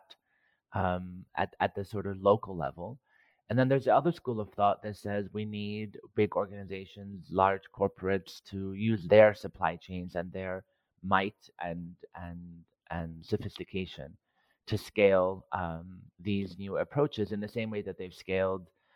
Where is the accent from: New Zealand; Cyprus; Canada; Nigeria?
Cyprus; moved away; Growing up in Cyprus, in a Greek household, food was always central to everything we did